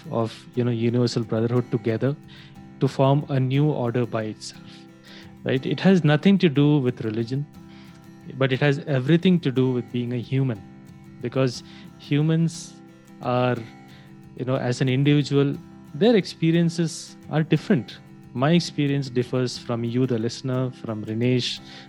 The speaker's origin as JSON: {"language": "English", "country": "India", "said": "as an Indian"}